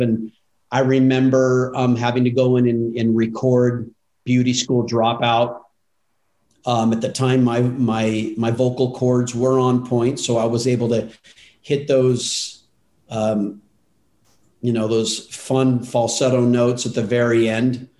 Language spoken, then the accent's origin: English; Altadena, California, United States; I grew up in Altadena, which we, you know, 30 minutes from Hollywood